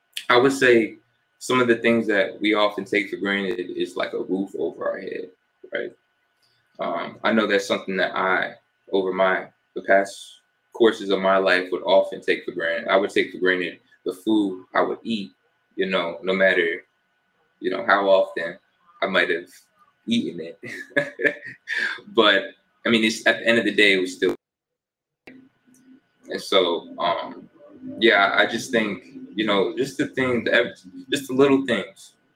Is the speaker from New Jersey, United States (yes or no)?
yes; New Jersey, United States; also born or lived in Fort Lauderdale; I was born in New Jersey. Shout out to my Jersey folks. I've kind of lived everywhere, though. When I was about 5 or 6, moved down to South Florida, lived in Fort Lauderdale area for about 7 years.